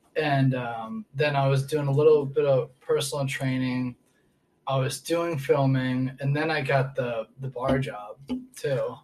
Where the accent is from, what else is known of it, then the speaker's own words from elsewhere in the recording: Portland, Maine, United States; moved away as an adult; also born or lived in New Hampshire; now in Texas, United States; I was born in Portland, Maine. Okay. So right up there by Canada.